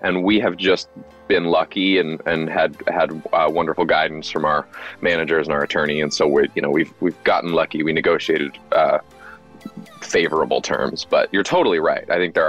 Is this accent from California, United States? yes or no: yes; Los Angeles, California, United States; Yeah, I was born here.